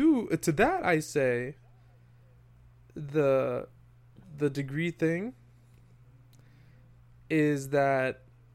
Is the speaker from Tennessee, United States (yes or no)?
no; New York, United States; I'm saying this from New York, Westchester area boy, right?